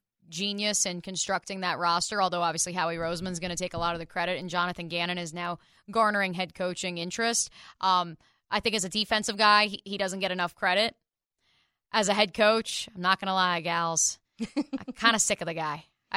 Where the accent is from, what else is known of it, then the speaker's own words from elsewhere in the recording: New Jersey, United States; moved away; my home state of New Jersey